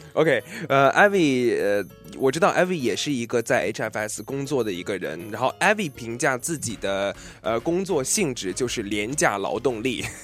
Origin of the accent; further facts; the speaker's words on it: China; now in Seattle, United States; 我们中国人